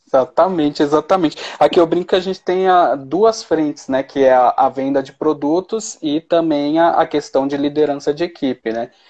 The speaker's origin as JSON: {"language": "Portuguese", "region": "São Paulo", "country": "Brazil", "moved": "as an adult", "lives_now": "Belo Horizonte, Brazil", "said": "Eu morava em São Paulo, mas aí depois que eu casei, eu mudei para BH."}